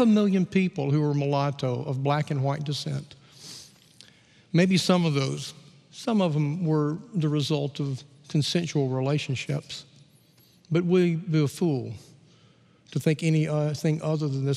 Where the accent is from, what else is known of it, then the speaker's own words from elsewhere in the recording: Gadsden, Alabama, United States; I grew up in Gadsden, Alabama